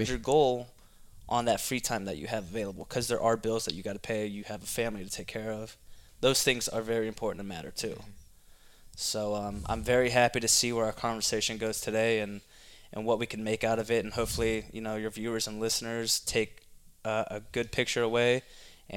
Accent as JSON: {"language": "English", "town": "Youngstown", "region": "Ohio", "country": "United States", "said": "I come from Youngstown, Ohio"}